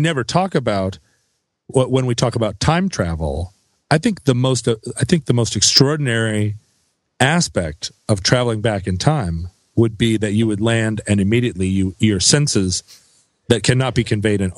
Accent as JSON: {"language": "English", "town": "Anchorage", "region": "Alaska", "country": "United States", "tie": "born or raised there", "said": "growing up in Anchorage"}